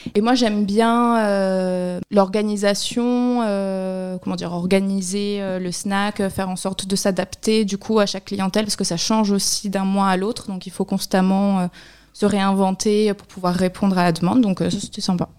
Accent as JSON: {"language": "French", "town": "Barcelona", "region": "Catalonia", "country": "Spain", "tie": "born or raised there", "also_born_or_lived": "Pyrénées-Orientales, France / Mexico / Ecuador", "moved": "yes", "lives_now": "Argelès-sur-Mer, France", "said": "je suis originaire de la région, mais j'ai grandi à Barcelone"}